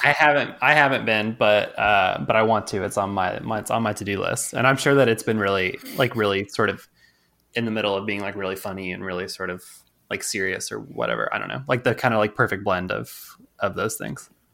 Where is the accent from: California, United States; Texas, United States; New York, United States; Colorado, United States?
Texas, United States; I'm from Texas